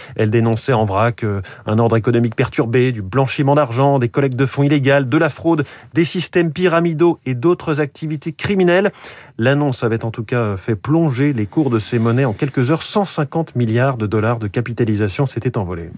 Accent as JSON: {"language": "French", "country": "France", "said": "chez nous en France"}